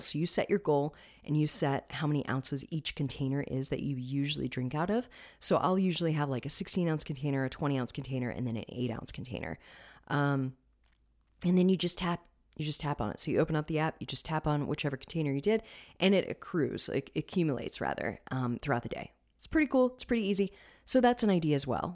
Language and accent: English; Florida, United States; I'm from Florida. We had plenty of citrus.